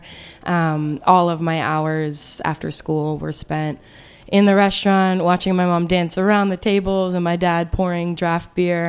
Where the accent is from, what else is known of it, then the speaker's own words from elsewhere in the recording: New York, United States; now in Washington, D.C., United States; I was born and raised in the Lower East Side in New York.